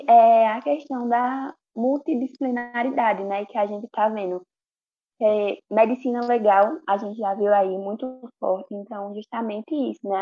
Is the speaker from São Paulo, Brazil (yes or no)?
no; Bezerros, Pernambuco, Brazil; also born or lived in Recife; eu nasci em Recife, mas eu fui criada em Bezerros